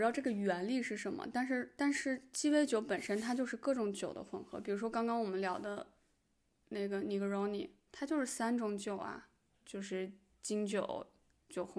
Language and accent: Chinese; China; 对，这也是可能很多就是我们中国人很喜欢它的原因。